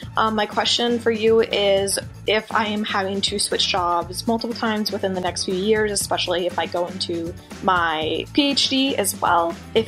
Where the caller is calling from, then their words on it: Minneapolis, Minnesota, United States; I am from Minneapolis, Minnesota.